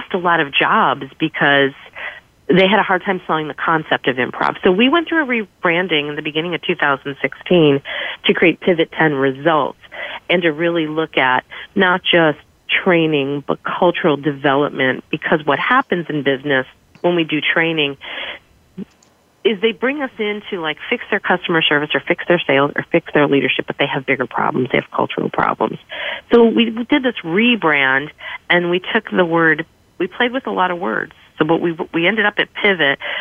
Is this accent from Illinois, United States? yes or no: yes; Chicago, Illinois, United States; moved away as an adult; now in Myrtle Beach, United States; I am originally from Chicago, which is home of improv, and I moved to Myrtle Beach for a job.